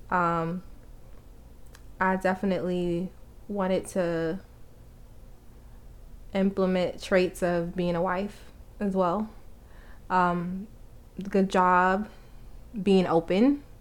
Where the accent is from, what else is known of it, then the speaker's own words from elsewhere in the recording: New York, United States; also born or lived in Atlanta; He always make fun of my accent. Like I don't even have an accent, but I'm from New York